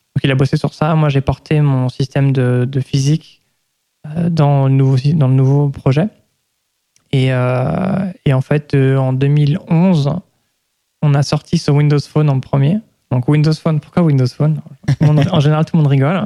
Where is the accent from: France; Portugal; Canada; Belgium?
France; Lyon, Auvergne-Rhône-Alpes; moved away as an adult; also born or lived in United States; J'ai grandi en France, à Lyon